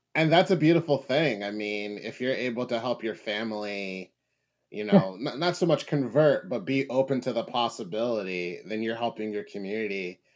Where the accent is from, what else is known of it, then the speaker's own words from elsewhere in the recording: Philadelphia, Pennsylvania, United States; growing up in Philadelphia in the U.S.